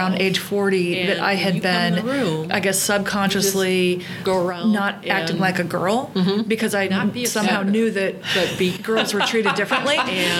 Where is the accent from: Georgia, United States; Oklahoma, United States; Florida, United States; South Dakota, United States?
South Dakota, United States; also born or lived in the South (US); now in the South, United States; I went back to South Dakota a few years ago, which is what I consider my home state.